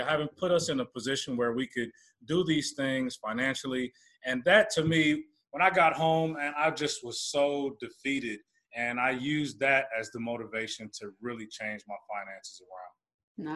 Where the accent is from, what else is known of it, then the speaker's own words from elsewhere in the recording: Oakland, California, United States; born and raised in the Bay Area, Oakland, California area, San Francisco area